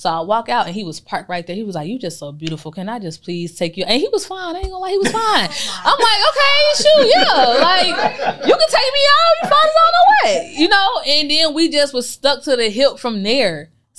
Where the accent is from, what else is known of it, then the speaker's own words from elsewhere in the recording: Chicago, Illinois, United States; I'm from Chicago. Oh, you know what I'm saying? So all my family's still up there.